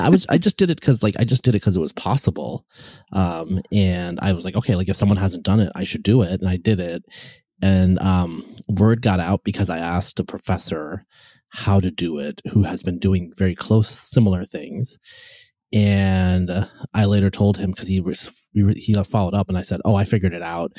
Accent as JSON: {"language": "English", "region": "West Coast", "country": "United States", "said": "I'm from the West Coast."}